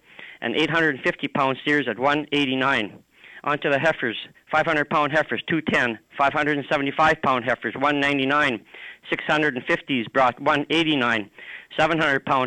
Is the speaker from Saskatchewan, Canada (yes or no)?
yes; Melville, Saskatchewan, Canada; my hometown of Melville